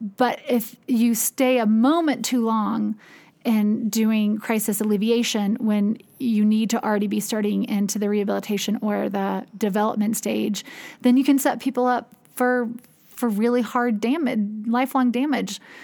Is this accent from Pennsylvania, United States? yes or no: no; Durham, North Carolina, United States; I am from Durham, North Carolina